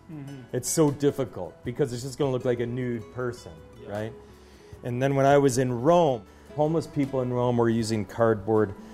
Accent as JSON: {"language": "English", "town": "Waterloo", "region": "Ontario", "country": "Canada", "tie": "born or raised there", "said": "this sculpture here so close to my hometown in uh, Waterloo"}